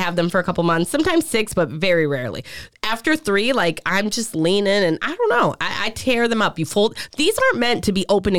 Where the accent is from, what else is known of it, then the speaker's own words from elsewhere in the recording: Italy; first language Italian; English is a second language; people think I'm Spanish. I'm not. I'm Italian.